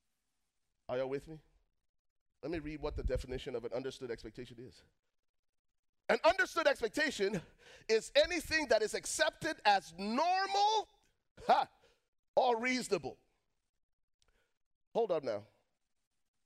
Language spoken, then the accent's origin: English; Liberia; moved away; I was born and raised in Liberia, West Africa.